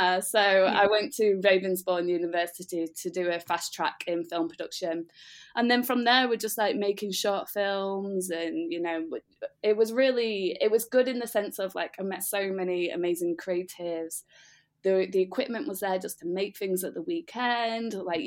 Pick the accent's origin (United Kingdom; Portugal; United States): United Kingdom; Doncaster, Yorkshire and the Humber; moved away as an adult; also born or lived in London; I'm from Doncaster